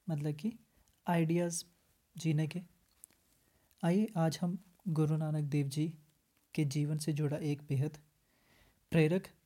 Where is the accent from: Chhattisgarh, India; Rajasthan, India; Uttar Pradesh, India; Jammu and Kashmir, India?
Jammu and Kashmir, India; और मैं जम्मू कश्मीर से हूं तो ग्रेजुएशन कंप्लीट किया है अभी बीएड कर रहा हूं